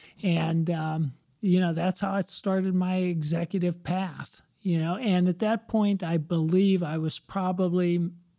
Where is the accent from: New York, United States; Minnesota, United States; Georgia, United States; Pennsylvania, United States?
Pennsylvania, United States; McDonald; moved away; where I grew up in McDonald, Pennsylvania